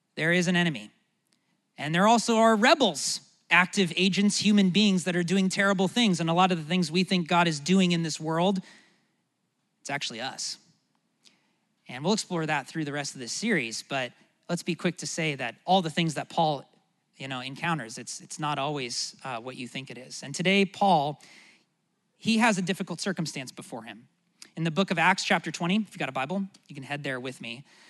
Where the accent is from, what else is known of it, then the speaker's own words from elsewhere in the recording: United States; as an American